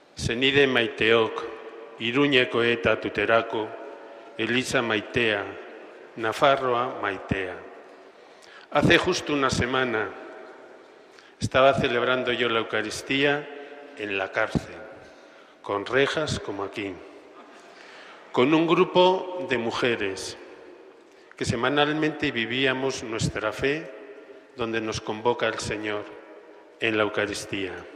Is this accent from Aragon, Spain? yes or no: yes; Alcorisa, Aragon, Spain; moved away as an adult; also born or lived in Castellón; now in Pamplona, Spain; mi pueblo Alcoriza